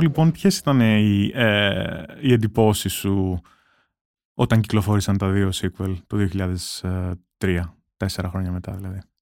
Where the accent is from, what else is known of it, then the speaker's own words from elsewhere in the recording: Rhodes, South Aegean, Greece; εγώ μεγάλωσα στη Ρόδο